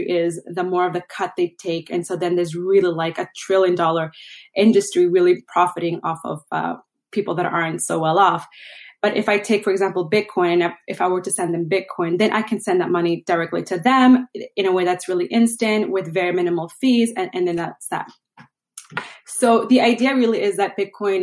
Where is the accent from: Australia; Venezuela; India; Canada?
Venezuela; moved away; I'm originally from Venezuela